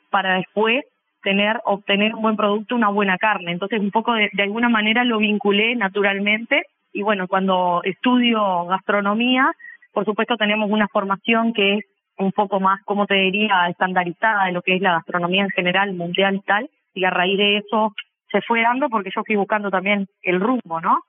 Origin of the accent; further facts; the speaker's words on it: Sarandí del Yí, Durazno, Uruguay; moved away as an adult; now in Montevideo, Uruguay; soy del interior del país, de Sarandí de Sí, pero vivo en Montevideo hace 12 años que me vine a estudiar